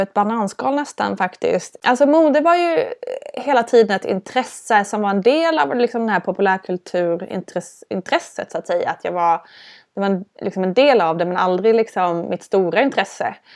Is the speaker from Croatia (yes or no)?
no; Älmhult, Kronoberg County, Sweden; Jag är uppvuxen i Älmhult